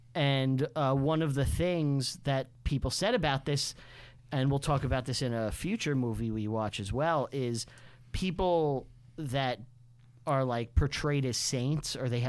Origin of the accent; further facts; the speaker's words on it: New York, United States; like we're Americans, but I'm a New Yorker and you're a Floridian or whatever.